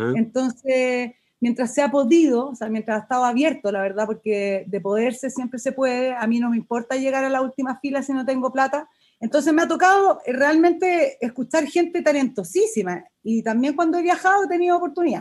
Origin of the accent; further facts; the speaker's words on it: Chile; uno como chileno